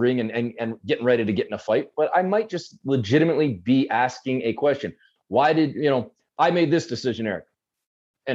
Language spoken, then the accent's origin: English; Canada; I was born and raised in Canada